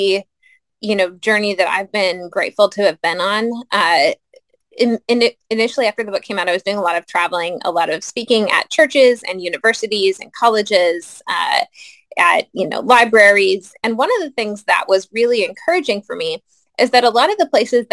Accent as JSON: {"language": "English", "country": "United States", "said": "as American Christians, as white Christians"}